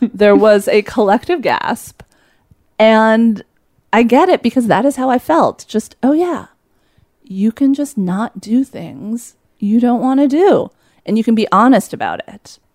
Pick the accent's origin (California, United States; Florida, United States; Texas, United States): California, United States; Los Angeles; moved away as an adult; also born or lived in upstate New York; I was there from Los Angeles